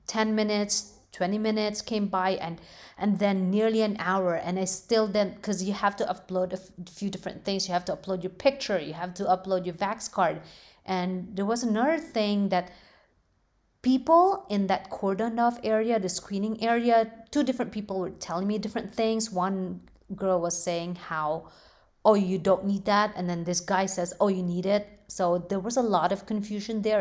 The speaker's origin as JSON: {"language": "English", "country": "Philippines", "tie": "born or raised there", "moved": "yes", "lives_now": "United States", "said": "growing up in the Philippines"}